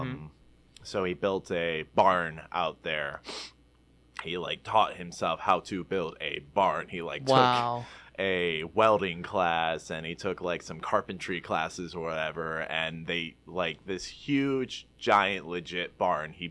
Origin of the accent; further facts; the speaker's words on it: Pinckney, Michigan, United States; I grew up in Pinckney, Michigan